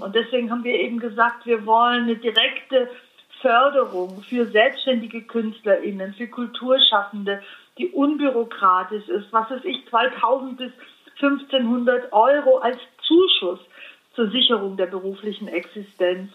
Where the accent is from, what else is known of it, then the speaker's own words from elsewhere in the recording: Allgäu, Bavaria, Germany; Ich komme aus dem Allgäu